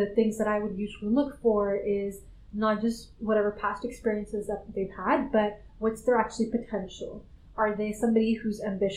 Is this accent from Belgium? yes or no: no; Canada; moved away as an adult; also born or lived in Silicon Valley / London; I'm originally from Canada. That's where I did undergrad in grad school.